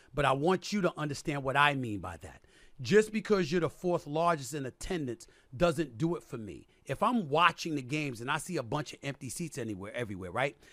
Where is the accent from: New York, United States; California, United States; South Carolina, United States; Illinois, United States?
New York, United States; New York Yankees, which is my hometown team